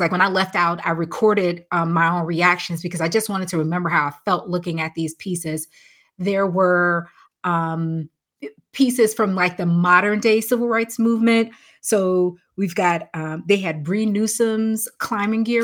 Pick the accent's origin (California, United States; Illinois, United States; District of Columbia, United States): Illinois, United States; Chicago; I'm from Chicago